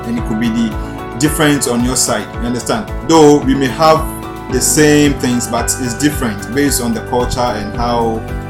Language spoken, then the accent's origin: English; Ghana; Are you a Ghanaian? And I'm like, yes.